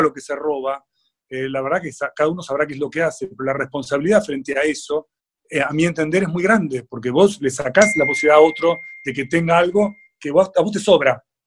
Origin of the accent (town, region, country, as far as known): Argentina